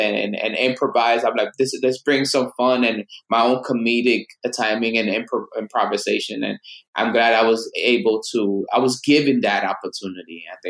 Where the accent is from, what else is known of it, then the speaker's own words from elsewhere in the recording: Dominican Republic; somebody that's Asian descent, that's Dominican, born and raised in Dominican Republic, with a cult, everything.